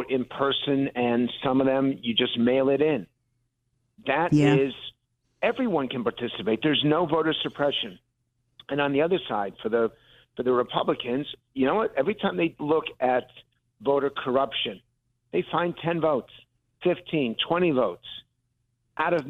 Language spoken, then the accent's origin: English; Connecticut, United States; I grew up in Connecticut